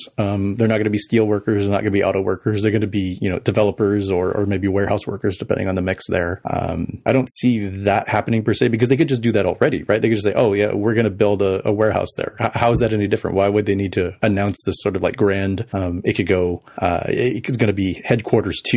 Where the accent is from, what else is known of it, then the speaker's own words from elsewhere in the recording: El Paso, Texas, United States; moved away; my hometown of El Paso